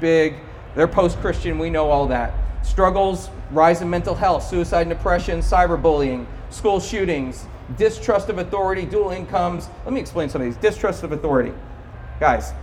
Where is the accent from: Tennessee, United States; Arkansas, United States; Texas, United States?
Texas, United States; Cedar Park; my hometown, Cedar Park, Texas